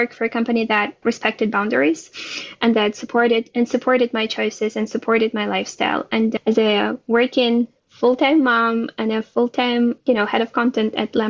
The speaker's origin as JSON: {"language": "English", "country": "Ukraine", "tie": "born or raised there", "moved": "yes", "lives_now": "Israel", "said": "I was born and raised in Ukraine, based in Israel now."}